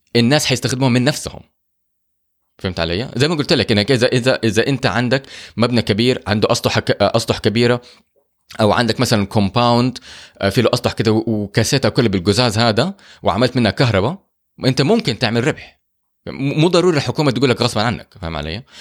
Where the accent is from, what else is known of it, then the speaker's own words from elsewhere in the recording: Saudi Arabia; احنا عندنا في السعوديه